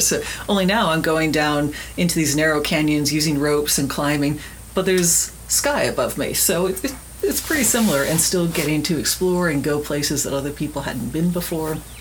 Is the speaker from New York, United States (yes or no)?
no; Miami, Florida, United States; when I was a kid, I grew up in Miami, Florida